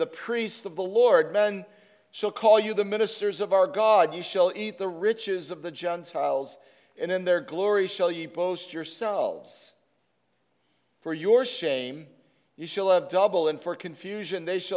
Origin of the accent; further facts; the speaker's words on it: Chicago, Illinois, United States; moved away; As a kid, I grew up with hootenannies in Chicago